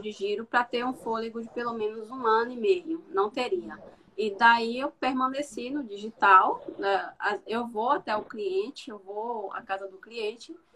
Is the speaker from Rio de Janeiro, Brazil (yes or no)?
no; southern Bahia, Brazil; moved away; eu sou do sul da Bahia